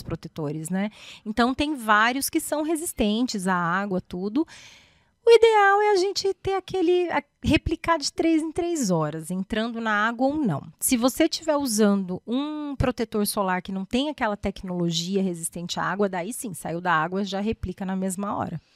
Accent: São José dos Campos, São Paulo, Brazil; also born or lived in Botucatu / Mogi das Cruzes; Eu sou daqui de São José José dos Campos

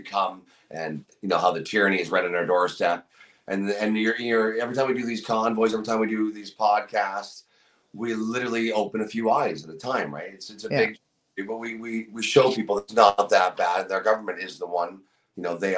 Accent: Niagara, Ontario, Canada; My hometown's pretty awesome. Niagara's a great community to be a part

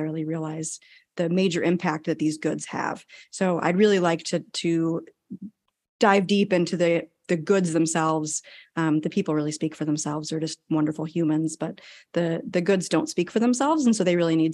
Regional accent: New England, United States; moved away as an adult; also born or lived in Yokosuka, Japan; now in Texas, United States; I am originally from New England. I was born and raised here. And then I left when I was 18 to join the Navy

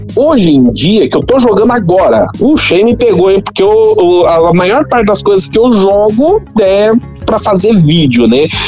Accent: Brazil; moved away as an adult; also born or lived in Japan; eu sou brasileiro

